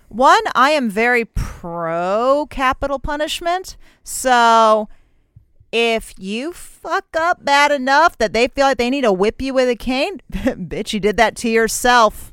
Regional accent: United States; I'm fucking American

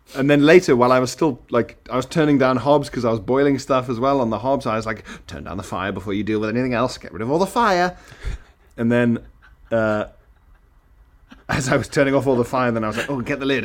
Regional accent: Isle of Man; moved away as an adult; also born or lived in South Africa; now in London, United Kingdom; in my house where I grew up on the Isle of Man

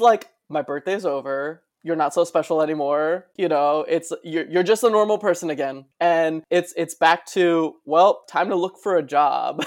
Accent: West New York, New Jersey, United States; now in Brooklyn, United States; West New York, New Jersey is my hometown

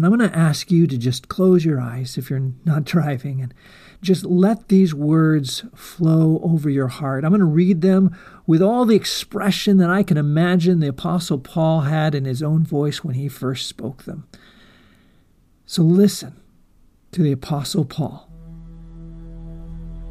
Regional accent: eastern Washington, United States; when I was in community college here in my hometown

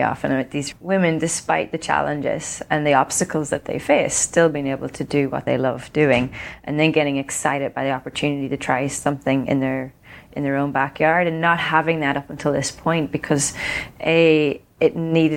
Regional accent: Ireland; I grew up in Ireland

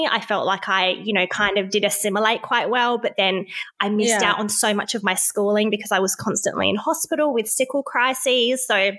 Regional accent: Brixton, London, United Kingdom; so I grew up in Brixton at a very kind of rough time.

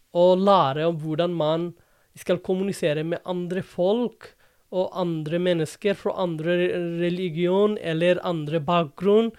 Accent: Dhaka, Dhaka Division, Bangladesh; Norwegian is a second language; moved away as an adult; also born or lived in India / Oxford / London; now in Drammen, Norway; Jeg er fra, opprinnelig fra Dhaka

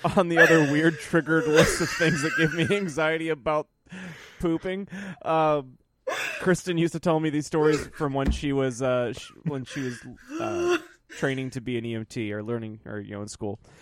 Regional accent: Michigan, United States; I was growing up in Michigan

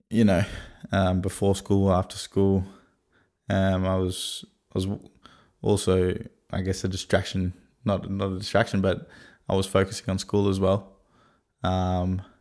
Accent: Sydney, New South Wales, Australia; also born or lived in Brisbane; I was born in Brisbane, which is in Queensland, and then moved moved to Sydney when I was four or five, and uh, grew up on the northern beaches of Sydney.

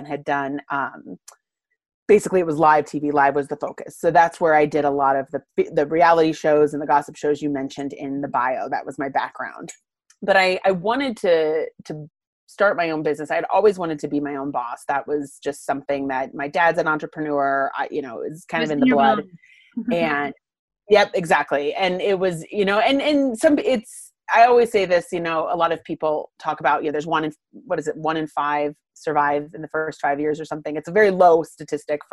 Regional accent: Littleton, Colorado, United States; also born or lived in London; I grew up in Littleton, Colorado. So I'm not a Denver native. I got here when I was four

